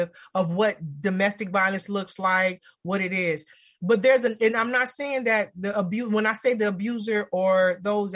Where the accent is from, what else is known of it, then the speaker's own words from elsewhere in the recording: Los Angeles, California, United States; growing up in LA, growing up in Watts